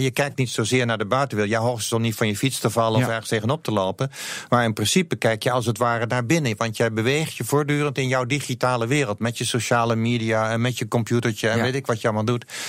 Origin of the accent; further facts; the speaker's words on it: Netherlands; vinden wij het makkelijk als Nederlander om Nederlands te praten.